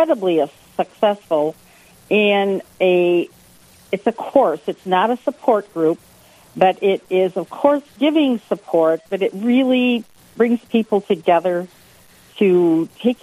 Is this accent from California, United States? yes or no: no; Rochester, Minnesota, United States; I was born and raised in the Rochester area